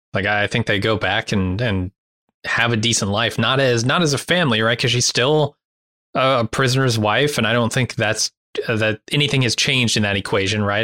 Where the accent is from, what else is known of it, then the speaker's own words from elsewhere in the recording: United States; living as an American right now